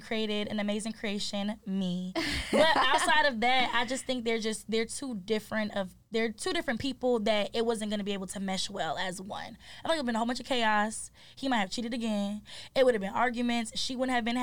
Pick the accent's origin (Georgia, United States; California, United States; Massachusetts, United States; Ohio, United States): Georgia, United States; Atlanta; also born or lived in Detroit, Michigan; By Thursday, we were moved to Atlanta